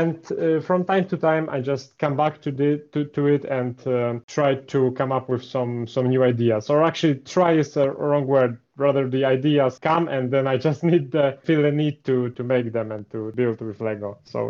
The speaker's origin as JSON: {"language": "English", "country": "Poland", "said": "So I'm actually from Poland. I don't think many people know that, as I don't really advertise that in my builds. And most of the descriptions are in English. So, yeah, I'm from Poland. I'm 26 years old."}